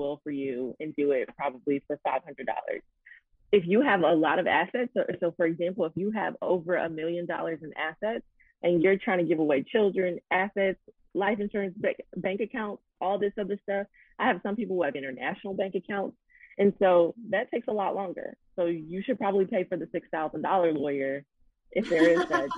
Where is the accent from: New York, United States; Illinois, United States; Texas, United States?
Illinois, United States; Chicago; my hometown of Chicago